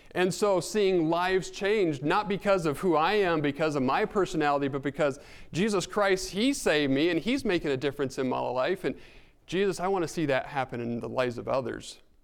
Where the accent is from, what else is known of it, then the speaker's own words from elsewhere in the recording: northern New Mexico, United States; moved away; Growing up in New Mexico